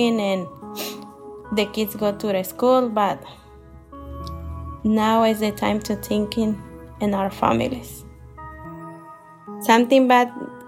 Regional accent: Michoacán, Mexico; moved away as an adult; now in Columbus, United States; I'm from Michoacán, Mexico. I'm living in Columbus, Ohio, more than 20 years.

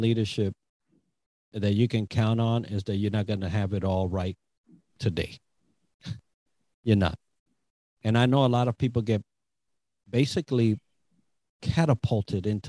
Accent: New York City, New York, United States; We're from the Bronx

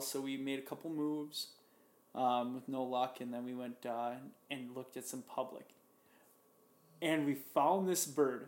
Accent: Minnesota, United States; I'm from Minnesota

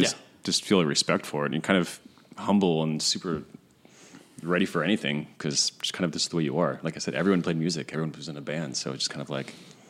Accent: Washington, United States; moved away as an adult; also born or lived in Seattle; now in Brooklyn, United States; I grew up in Washington State with Tito, actually. Grew up in the same small town.

